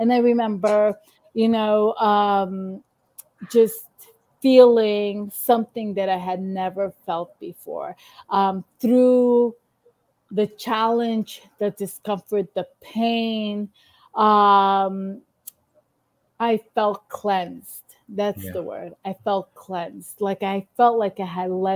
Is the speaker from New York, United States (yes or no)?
yes; New York City, New York, United States; being here from Queens